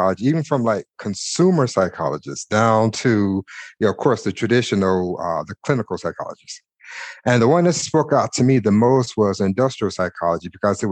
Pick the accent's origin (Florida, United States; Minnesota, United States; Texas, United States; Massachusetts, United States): Texas, United States; Houston; moved away as an adult; also born or lived in Mississippi; now in Denver, United States; Houston is home for me, but I was born in Mississippi, raised in Texas. So I have those strong Southern roots in me